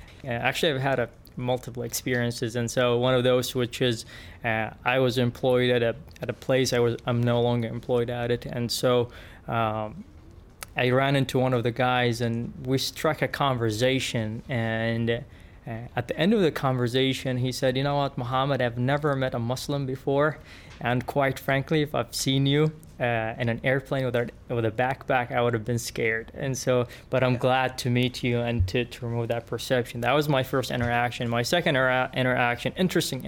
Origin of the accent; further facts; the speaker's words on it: Yemen; English is a second language; moved away as an adult; now in Springfield, United States; I was born and raised in Yemen.